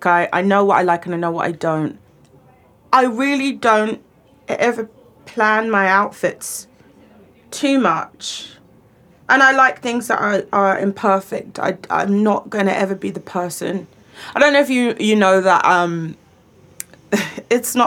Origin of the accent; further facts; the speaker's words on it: London, United Kingdom; I grew up in the London Borough of Redbridge.